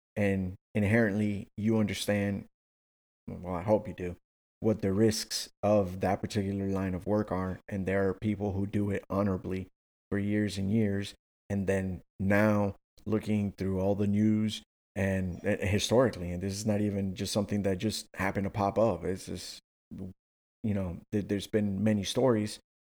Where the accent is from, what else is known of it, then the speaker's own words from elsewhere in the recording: Miami, Florida, United States; my hometown or where I was born, not born, but, you know, where I, where I was raised